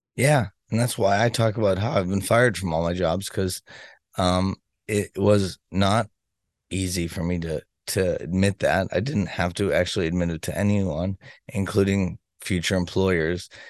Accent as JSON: {"language": "English", "town": "Boston", "region": "Massachusetts", "country": "United States", "said": "I'm from Boston, Massachusetts"}